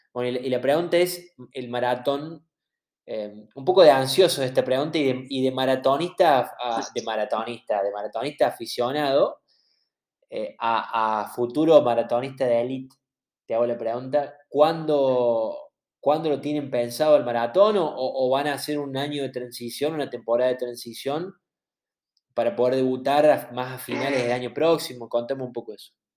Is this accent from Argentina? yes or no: yes; Córdoba, Argentina; nosotros somos de Córdoba, no somos de Buenos Aires